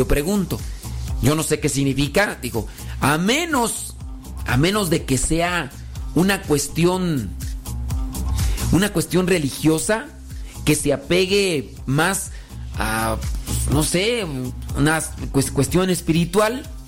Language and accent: Spanish; Mexico; Y él es de la India. Yo soy mexicana. Tenemos dos niñas.